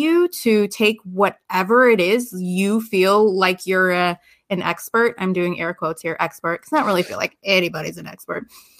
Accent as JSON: {"language": "English", "town": "Chicago", "region": "Illinois", "country": "United States", "moved": "as an adult", "said": "So when I graduated from college, I moved to Las Vegas from the Chicagoland area."}